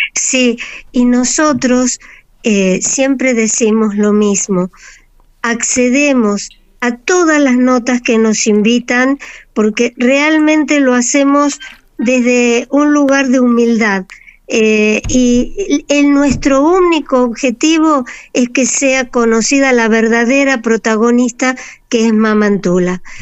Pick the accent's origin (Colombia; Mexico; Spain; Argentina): Argentina; somos nosotros los argentinos